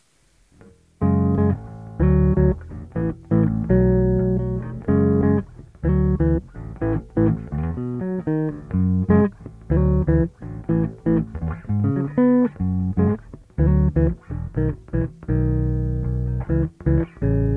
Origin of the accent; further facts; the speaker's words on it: United States; growing up in the generation in America